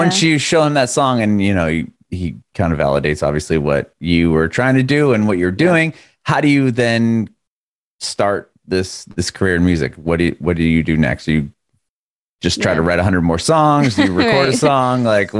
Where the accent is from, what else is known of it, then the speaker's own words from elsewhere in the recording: San Diego, California, United States; I just moved here a little over a year ago. My family and I moved here. I'm from San Diego.